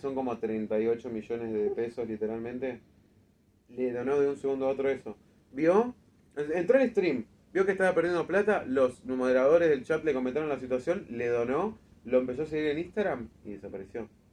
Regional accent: Argentina; nosotros como argentinos

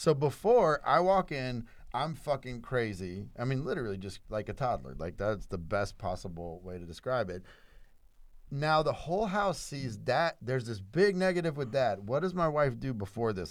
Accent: South Louisiana, United States; first language English; I was born in South Louisiana, a white dude Christian who only spoke English

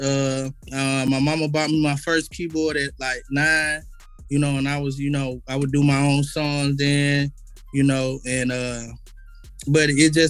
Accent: Atlanta, Georgia, United States; I was born East Atlanta, Grady baby, you know what I'm saying? I was pretty much raised on the east side

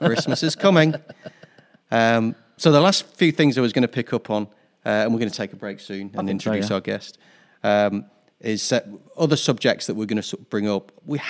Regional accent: Newcastle upon Tyne, North East England, United Kingdom; when I grew up in Newcastle in the 1970s, there was zero tolerance for any sort of diversity whatsoever.

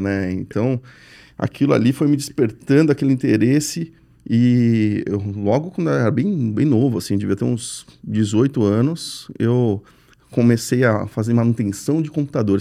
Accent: São Paulo, Brazil; Eu sou paulista

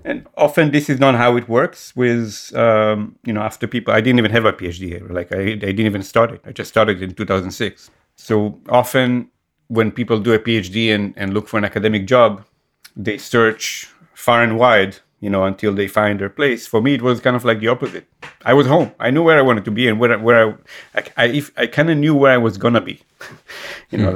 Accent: Israel; moved away; growing up in Israel, you always feel, especially when you're I guess when your uh, origins are from an Arabic um, world, like the in my case Yemenite Jewish

